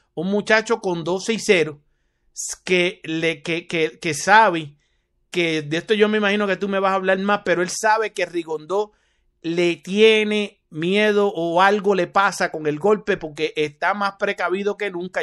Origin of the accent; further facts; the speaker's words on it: Carolina, Puerto Rico; desde mi pueblo, Carolina, Puerto Rico